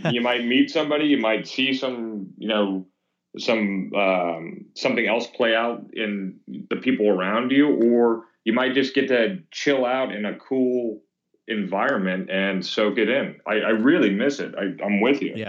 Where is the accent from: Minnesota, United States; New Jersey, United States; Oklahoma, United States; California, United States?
California, United States; Thousand Oaks; also born or lived in Venice, Los Angeles / Houston / North Hollywood / West LA; now in Ventura, United States; grew up in Thousand Oaks